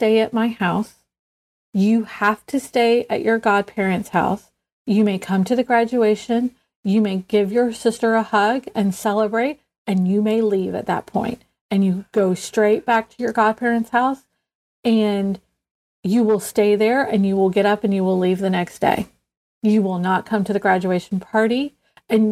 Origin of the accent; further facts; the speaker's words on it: the South, United States; growing up in the South